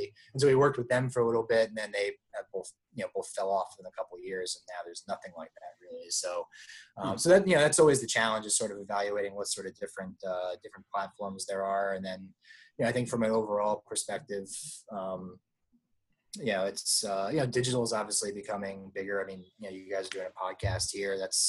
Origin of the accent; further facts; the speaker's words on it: Virginia Beach, Virginia, United States; born there; I was born in Virginia Beach, not far, you know, just down the road from that. I lived there a few times.